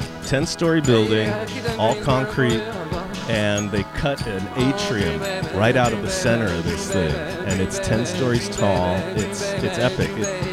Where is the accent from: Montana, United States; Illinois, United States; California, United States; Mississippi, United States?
California, United States; San Francisco; Hey there, Josh. … from the Mission.